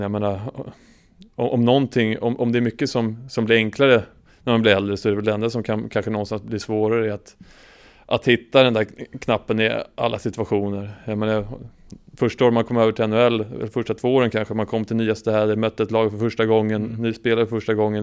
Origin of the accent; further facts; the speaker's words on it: Sweden; som svensk